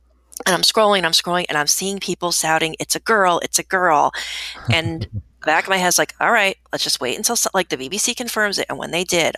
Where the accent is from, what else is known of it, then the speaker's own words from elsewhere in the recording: New Jersey, United States; Listen, I'm from New Jersey. I work in New York City.